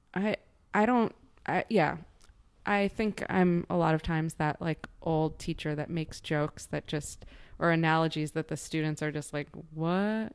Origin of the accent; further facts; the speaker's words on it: Chicago, Illinois, United States; moved away as an adult; also born or lived in Nebraska; now in New York, United States; I grew up in Chicago